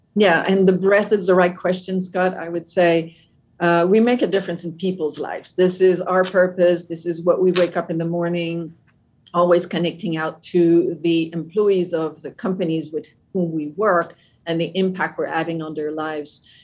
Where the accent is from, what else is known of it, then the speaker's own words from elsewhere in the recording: Canada; accent: French with a bit of an American English; English is a second language; now in United States; I'm French Canadian. Uh, that's so the accent is French with a bit of an American English